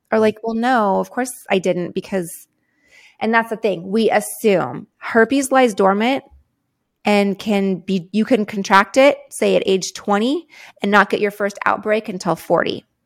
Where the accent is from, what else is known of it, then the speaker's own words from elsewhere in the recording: San Diego, California, United States; I grew up in San Diego, California